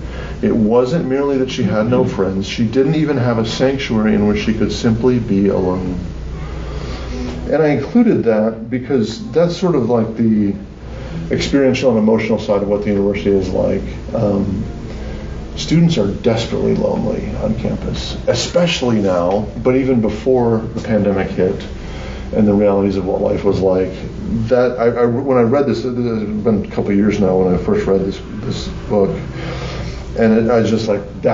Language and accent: English; Wisconsin, United States; I'm from Wisconsin